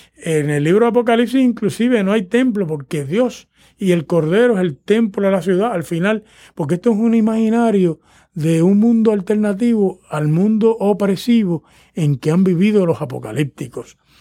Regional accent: Puerto Rico; el, imaginario religioso de los puertorriqueños, que son mi pueblo

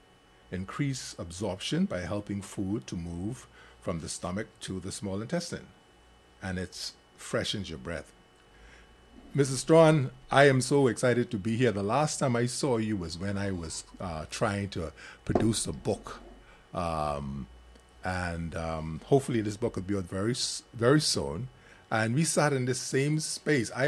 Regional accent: Grand Bahama, Bahamas; That's my hometown. I'm from Grand Bahama

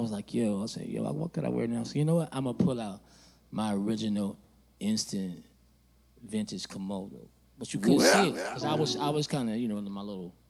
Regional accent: Oakland, California, United States; now in Los Angeles, United States; I'm from Oakland. I moved to L.A.

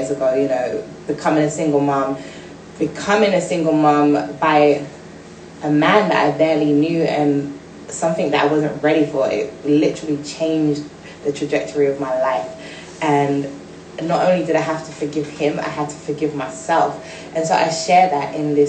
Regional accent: London, United Kingdom; I'm from Brixton

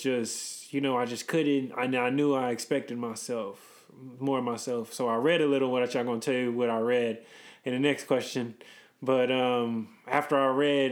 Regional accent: Reno, Nevada, United States; now in San Francisco, United States; I say I'm from Reno

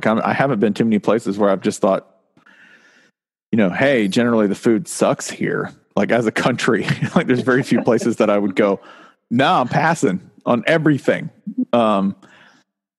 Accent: the South, United States; moved away; I'm from the South

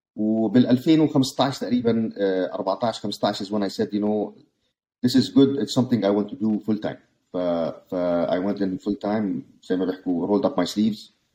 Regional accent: Jordan; moved away as an adult; now in United States; انا طبعا ولدان بالاردن كملت هاي سكول بالاردن

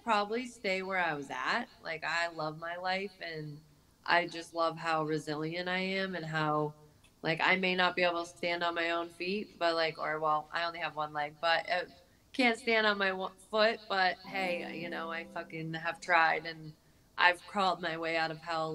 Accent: Dover, New Hampshire, United States; I'm from Dover, New Hampshire

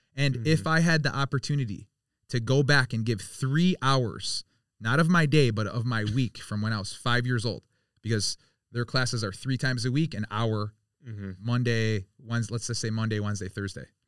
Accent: Birmingham, Michigan, United States; I grew up in Birmingham, so I was around a lot of different um a lot of different cultures

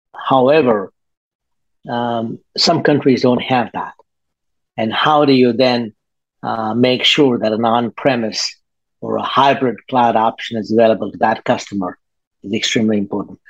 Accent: Australia; moved away as an adult; now in Singapore; I am um, based in Singapore. I come from Australia.

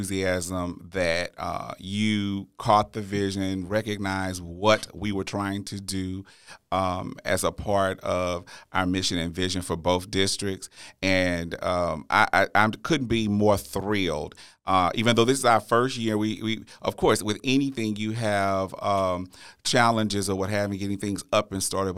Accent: Natchitoches, Louisiana, United States; my hometown of Natchitoches, Louisiana

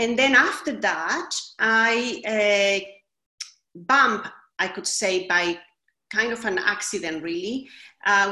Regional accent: Chile; also born or lived in Sydney, Australia; now in London, United Kingdom; I am originally from Chile in South America, but I have lived a long time in Australia

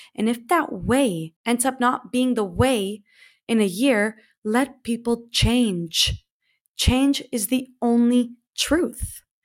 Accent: Canada; moved away as an adult; I just stayed in one city for seven years after leaving my hometown, of course, in Canada

